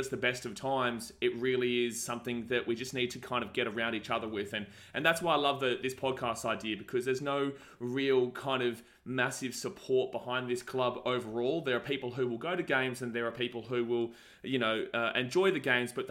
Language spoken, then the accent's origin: English; Brisbane, Queensland, Australia; now in Gold Coast, Australia; I'm from the Gold Coast. I did grow up in Brisbane until I was about, you know, 11 years old. But as soon as I moved to the Gold Coast